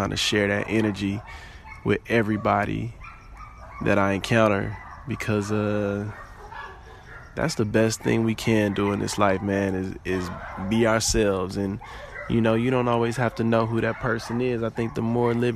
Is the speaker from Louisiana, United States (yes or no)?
yes; New Orleans, Louisiana, United States; moved away; also born or lived in Houston; my trip back home. Homecoming. Both New Orleans and Xavier. For me, it felt like a pilgrimage back to my motherland.